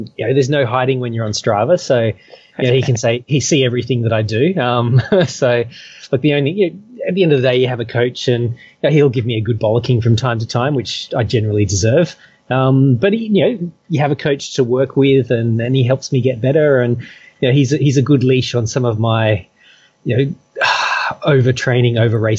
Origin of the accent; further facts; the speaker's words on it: Perth, Western Australia, Australia; now in Hong Kong; You know, I came from Perth, and, you know, there's a lot of flat. There's not really much in the way of hills